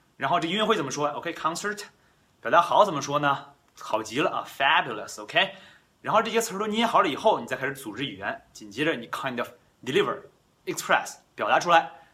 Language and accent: Chinese; China; first language Chinese; we grew up in China, right? We born in China。我们生在中国，我们长在中国。